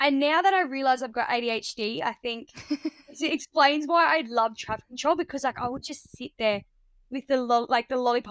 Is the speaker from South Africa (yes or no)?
no; Barmera, South Australia, Australia; also born or lived in Adelaide, South Australia; I'm originally from rural country Australia, well, South Australia, in a town called Barmer. It's like a region, it's called the Riverland